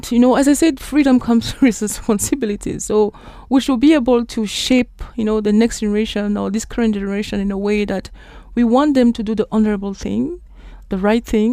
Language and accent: English; Cameroon; I'm originally from Cameroon